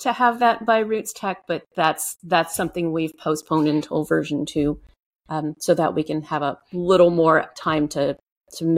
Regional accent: Cajun, Louisiana, United States; I'm Cajun. Cajuns are the Southern Louisiana French culture who originally came from Nova Scotia.

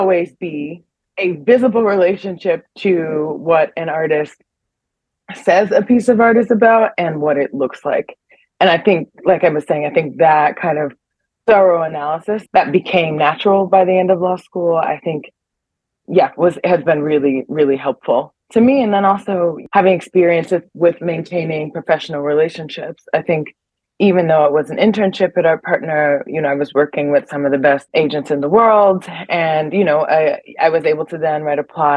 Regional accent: Cleveland, Ohio, United States; moved away as an adult; also born or lived in New York; now in Bern, Switzerland; I grew up in Cleveland

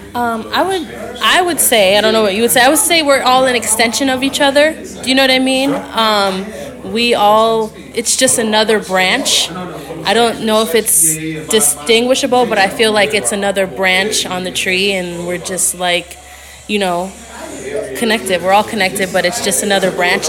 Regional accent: Minnesota, United States; moved away; we're originally from Minnesota

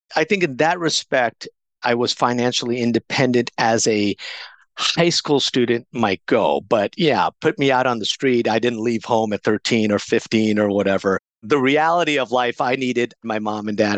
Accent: Coronado, California, United States; also born or lived in India / Pakistan / San Diego; I ended up growing up in a beautiful beachside community called Coronado, California.

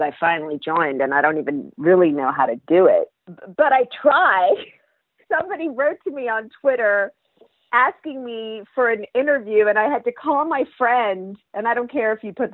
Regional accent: Central Valley, California, United States; moved away; I'm from the Central Valley

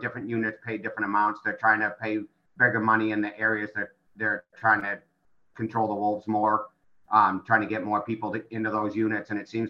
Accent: New England, United States; moved away as an adult; also born or lived in New Hampshire / Maine / Vermont / Connecticut; now in Idaho, United States; I grew up in New England, lived in New Hampshire, Maine, Vermont, Connecticut, Massachusetts, and I've been here 17 years.

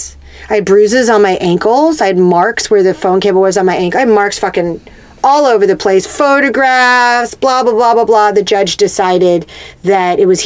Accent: Corpus Christi, Texas, United States; moved away; also born or lived in California; I grew up in Corpus Christi, but we also had a ranch like 30 minutes outside of town

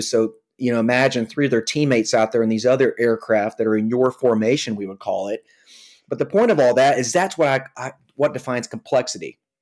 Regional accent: Atlanta, Georgia, United States; I come from the Atlanta, Georgia area. Uh, was born and raised here

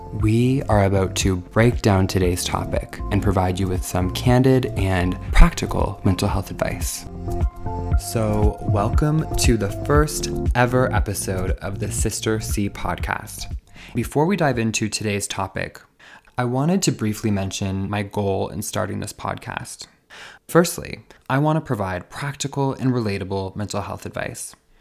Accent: Saint John, New Brunswick, Canada; my hometown of Saint John, New Brunswick

